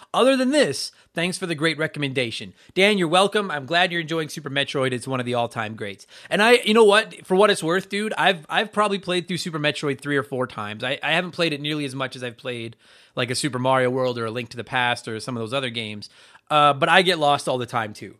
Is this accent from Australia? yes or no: no; Canada; also born or lived in Edmonton, Alberta; I am also from Canada. I live here in Edmonton, Alberta